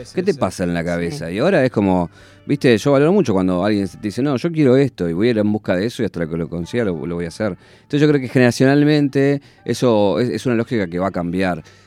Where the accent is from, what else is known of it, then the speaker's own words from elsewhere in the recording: Isidro Casanova, Buenos Aires Province, Argentina; estaba en mi casa de donde nací, en Isidro Casanova